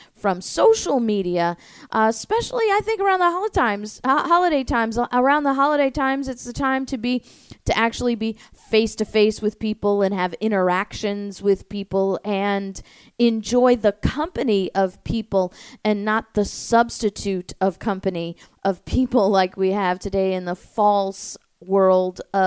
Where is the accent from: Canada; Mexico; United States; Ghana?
United States; St. Louis, Missouri; now in Florida, United States; I grew up in St. Louis